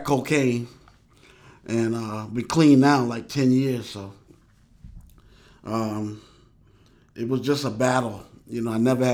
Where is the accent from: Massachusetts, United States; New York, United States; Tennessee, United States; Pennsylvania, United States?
New York, United States; New York City; moved away as an adult; also born or lived in Harlem / Bronx / Michigan; now in Charleston, United States; growing up in New York